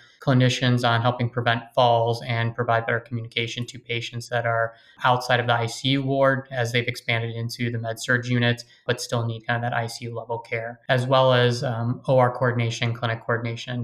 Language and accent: English; Chicago, Illinois, United States; also born or lived in St. Louis; Born and raised in Chicago